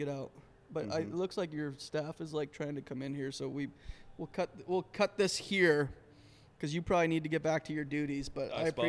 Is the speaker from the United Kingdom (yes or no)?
no; Alberta, Canada; moved away; I grew up in Canada.